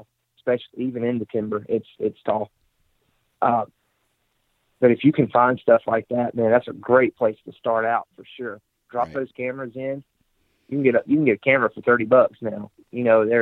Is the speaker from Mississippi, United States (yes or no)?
yes; Mississippi, United States; I'm from Mississippi